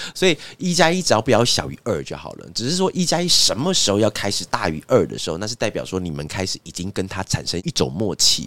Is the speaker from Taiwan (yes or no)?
yes; Taiwan; 因为我们是台湾人